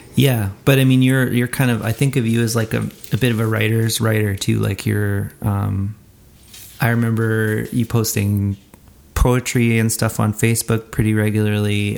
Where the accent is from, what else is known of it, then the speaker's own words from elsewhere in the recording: Edmonton, Alberta, Canada; my hometown, Edmonton, Alberta, Canada